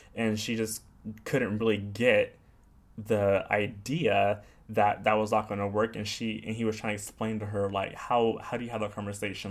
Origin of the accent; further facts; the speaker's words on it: California suburbs, United States; moved away as an adult; now in New York, United States; I'm from California, but I'm not from Los Angeles. I grew up in the suburbs.